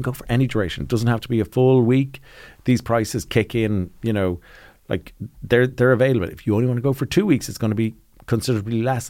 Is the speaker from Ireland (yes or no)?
yes; Ireland; when we grew up in Ireland